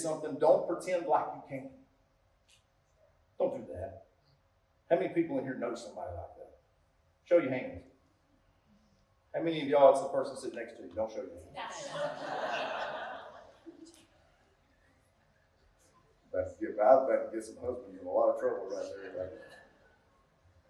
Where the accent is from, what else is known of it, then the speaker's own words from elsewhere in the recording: United States; I'm from Cass County